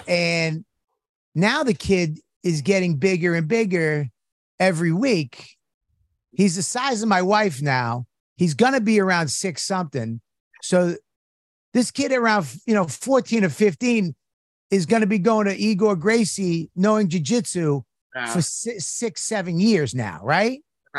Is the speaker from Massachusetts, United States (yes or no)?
yes; Boston, Massachusetts, United States; I'm from Boston.